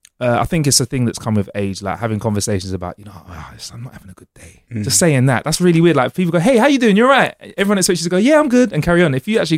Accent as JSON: {"language": "English", "region": "London", "country": "United Kingdom", "tie": "born or raised there", "also_born_or_lived": "Preston / Manchester", "said": "I've always lived in the centre of London. But I've spent a few years out of London when I was studying. I went to the northwest of the UK, Preston, Manchester."}